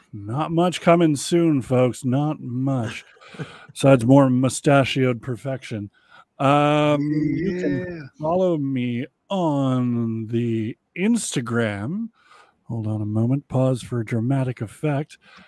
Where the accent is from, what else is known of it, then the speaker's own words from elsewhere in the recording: Canada; Now, I'm Canadian.